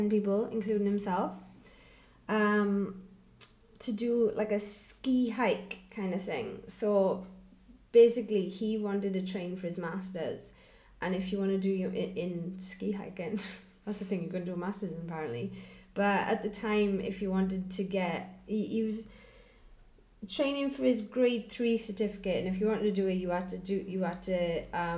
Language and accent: English; Welsh, Wales, United Kingdom; I'm Welsh